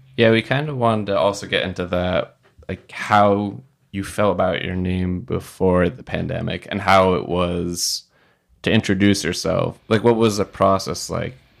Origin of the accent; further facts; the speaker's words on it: United States; I was born in America. I have some family still in Palestine